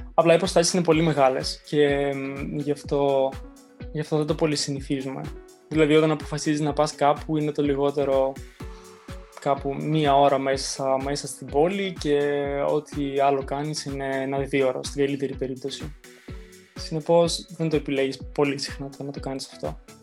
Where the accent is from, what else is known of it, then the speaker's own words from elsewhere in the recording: Thessaloniki, Central Macedonia, Greece; moved away as an adult; now in Moscow, Russia; από Θεσσαλονίκη είμαι, ε, από ένα προάστιο της Θεσσαλονίκη στην ΕΡΕΔΕΣΤΟ. Μάλλον πιο πολλοί θα ξέρουν τη Θέρμη, εκεί κοντά είναι.